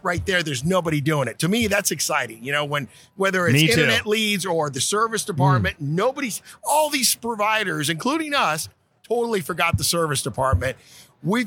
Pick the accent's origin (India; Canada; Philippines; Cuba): Cuba; Havana; also born or lived in Portland, Oregon, United States; now in Florida, United States; I was born in Havana, Cuba. I immigrated to the United States in 68, you know, ended up in Portland, Oregon